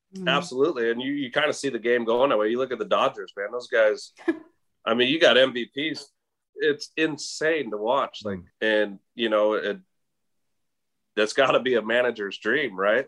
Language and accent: English; Las Vegas, Nevada, United States; growing up in Las Vegas